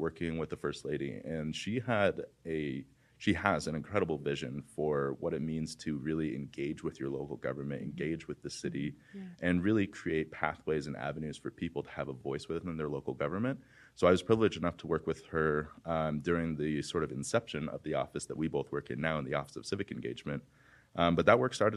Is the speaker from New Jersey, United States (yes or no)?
no; Los Lunas, New Mexico, United States; also born or lived in Wooster, Ohio; I'm a native New Mexican. My mom was an educator at CNM, and my brother and I grew up in Los Lunas